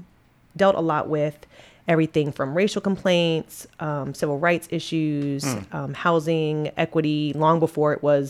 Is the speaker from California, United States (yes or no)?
no; Annapolis, Maryland, United States; moved away as an adult; also born or lived in Virginia; I was born in Annapolis, Maryland, and spent most of my life there before heading to Virginia for college.